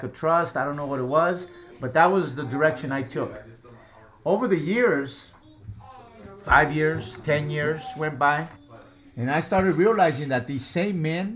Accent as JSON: {"language": "English", "town": "Bell Gardens", "region": "California", "country": "United States", "said": "I'm from California, Bell Gardens, California"}